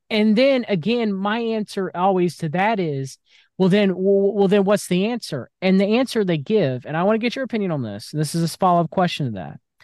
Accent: United States; I was born in the United States of America, was raised in a Christian household.

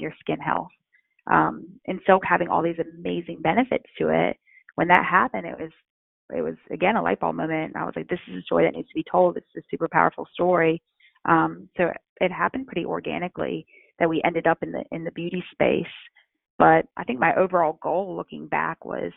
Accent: North Carolina, United States; I come from North Carolina

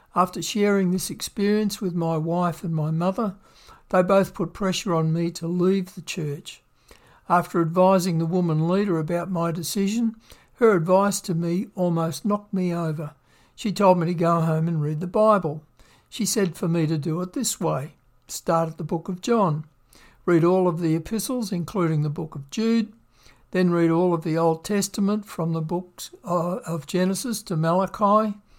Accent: Victoria, Australia; moved away as an adult; also born or lived in Western Australia; I grew up in Victoria, Australia

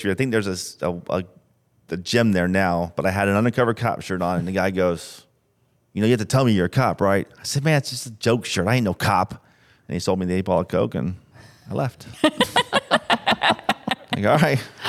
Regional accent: St. Petersburg, Florida, United States; Born and raised in Saint Pete.

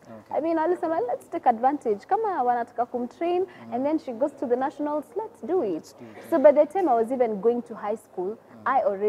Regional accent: Kiambu County, Kenya; No, I'm from Kiambu. Uh-huh. Grew up there. I've known Kiambu as my home.

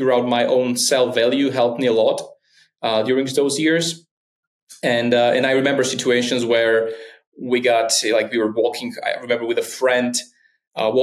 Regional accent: Slovakia; in my hometown, we had this most famous rapper in Slovakia was kind of from my hometown.

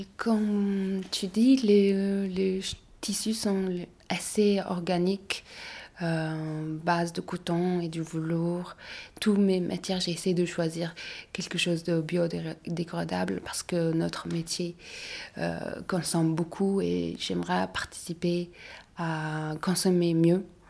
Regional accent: Mongolia; now in Paris, France; je viens de la Mongolie

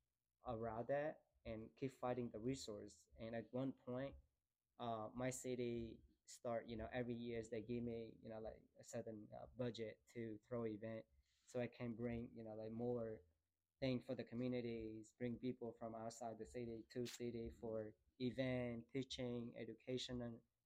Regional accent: Da Nang, Vietnam; moved away as an adult; when I got back to Da Nang, it's my city.

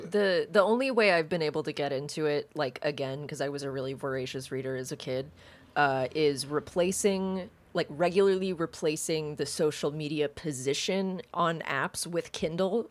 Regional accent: the South, United States; I grew up in the South

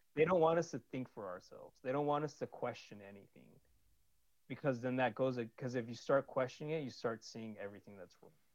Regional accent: California, United States; also born or lived in Sunnyvale, California / Santa Clara, California / San Jose, California; I'm from California

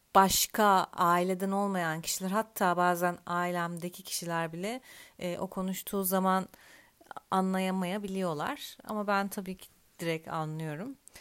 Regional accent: Turkey; also born or lived in Antalya; ben Türk'üm.

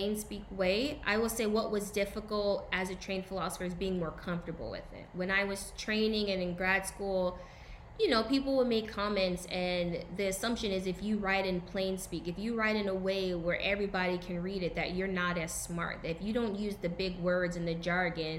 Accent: the South, United States; I'm from the South

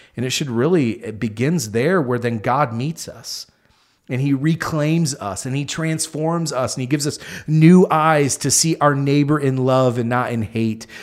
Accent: United States; us as American Christians

